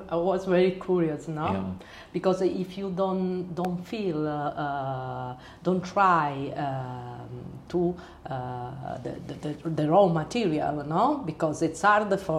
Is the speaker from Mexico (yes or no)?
no; Calabria, Italy; English is a second language; I come from Calabria.